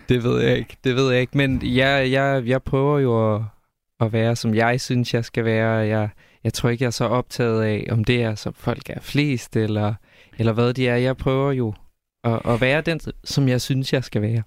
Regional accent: Silkeborg, Central Denmark Region, Denmark; hvis man nu bare kigger på, hvor jeg er fra, så er jeg fra Silkeborg

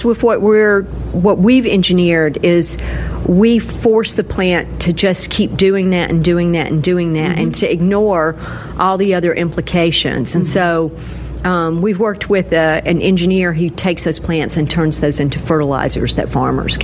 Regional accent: Gadsden, Alabama, United States; moved away; also born or lived in Virginia; I grew up in Gadsden, Alabama, which is a small town in northeast Alabama at the foothills of the Appalachian Mountains

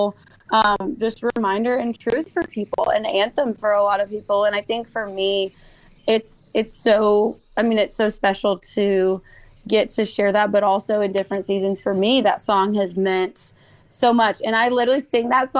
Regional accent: the Northwest, Pacific Northwest, United States; now in Nashville, United States; growing up in the Northwest, we did not have fireflies. And so when we moved to Nashville

